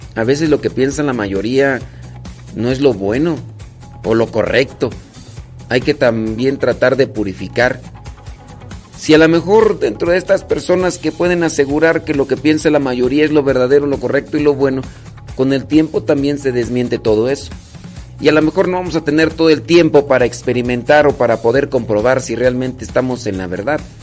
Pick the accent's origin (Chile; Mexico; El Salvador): Mexico; para los que somos mexicanos